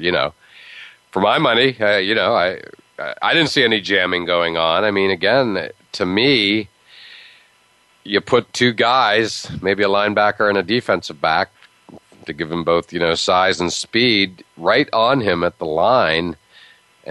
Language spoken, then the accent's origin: English; Pittsburgh, Pennsylvania, United States; moved away; I grew up in Pittsburgh